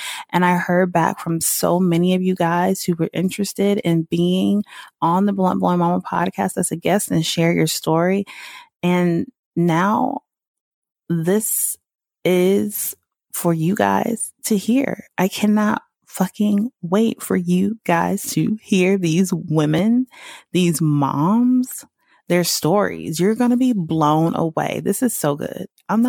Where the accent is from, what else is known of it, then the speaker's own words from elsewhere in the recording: the South, United States; that are just so unique to growing up in the country, growing up in the South.